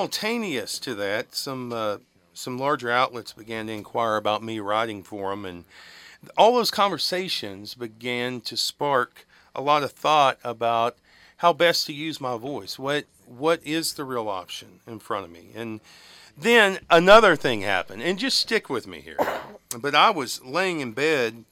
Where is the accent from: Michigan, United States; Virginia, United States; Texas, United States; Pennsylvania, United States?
Texas, United States; West; accent: West Texas; I'm Irish, but, my tongue's too West Texas fat now.